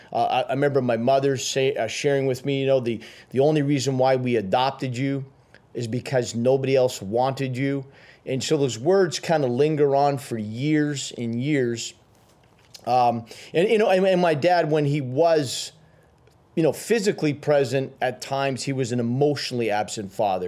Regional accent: Timmins, Ontario, Canada; also born or lived in Ottawa / Sudbury; I was raised, uh, in a place called Timmins

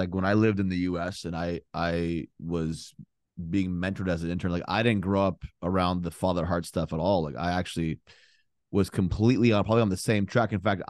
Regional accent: Canada; now in United States; Like I came from Canada. So very liberal.

